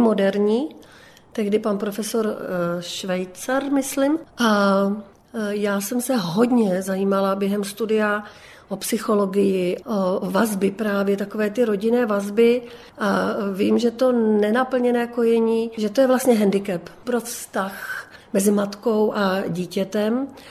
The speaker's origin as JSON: {"language": "Czech", "region": "Bohemia", "country": "Czechia", "said": "tady u nás v Čechách"}